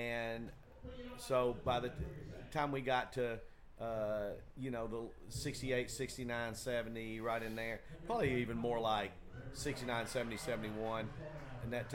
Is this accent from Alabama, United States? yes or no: no; Chattanooga, Tennessee, United States; also born or lived in Memphis; I grew up in Chattanooga, it was almost all white how I grew up.